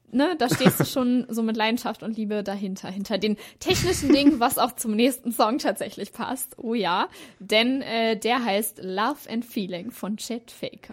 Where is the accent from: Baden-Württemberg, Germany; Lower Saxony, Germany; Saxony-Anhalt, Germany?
Lower Saxony, Germany; Hanover; ich komme ja auch aus Hannover